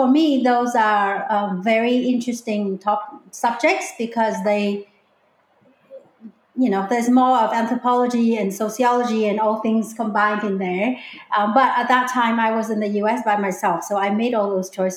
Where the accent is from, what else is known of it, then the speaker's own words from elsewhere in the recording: Hanoi, Vietnam; English is a second language; moved away as an adult; also born or lived in Hong Kong / Maine, United States; now in Whidbey Island, United States; I am from Hanoi, Vietnam, which is the capital city of Vietnam.